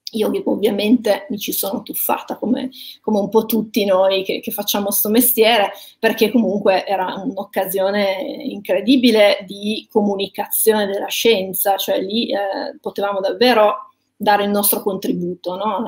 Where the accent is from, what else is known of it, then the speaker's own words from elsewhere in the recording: Ivrea, Piedmont, Italy; sono nata a Ivrea